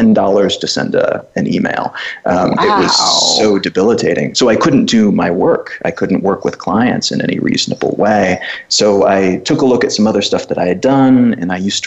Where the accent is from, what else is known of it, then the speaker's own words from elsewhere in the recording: United States; moved away as an adult; also born or lived in Cluj-Napoca, Romania; being an American